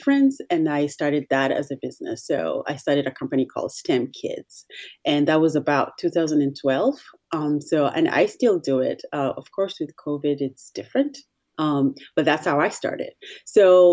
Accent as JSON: {"language": "English", "region": "Nairobi", "country": "Kenya", "tie": "born or raised there", "also_born_or_lived": "Washington, D.C. area, United States", "moved": "as an adult", "lives_now": "United States", "said": "I'm originally from Kenya. I was raised in Nairobi. I came to the States to college."}